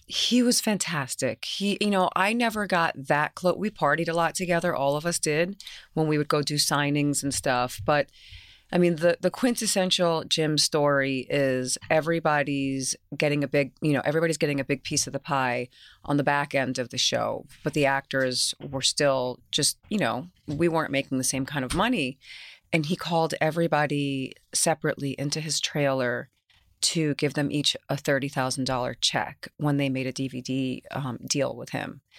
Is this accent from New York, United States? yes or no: yes; New York City, New York, United States; accent: New York; I was raised in Queens, my grandma's house.